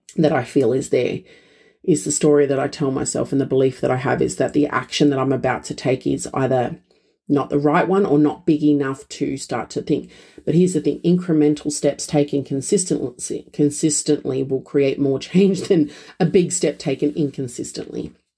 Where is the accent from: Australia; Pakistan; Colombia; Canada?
Australia